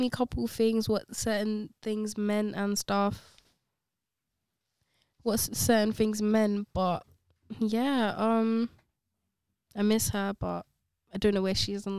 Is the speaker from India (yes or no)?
yes; Goa, India; moved away as an adult; now in London, United Kingdom; I'm from I was born and raised in India.